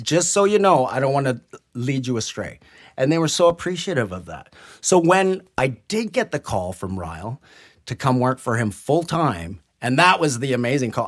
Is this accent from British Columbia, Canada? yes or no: yes; Burnaby, British Columbia, Canada; also born or lived in Vancouver / New Westminster; I was born in Vancouver, and I was brought up in New West and Burnaby